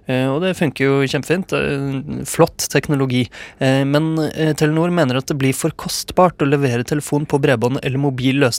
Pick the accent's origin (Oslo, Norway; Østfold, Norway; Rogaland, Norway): Rogaland, Norway; Ålgård; moved away; Vi har det hjemme på Ålgård.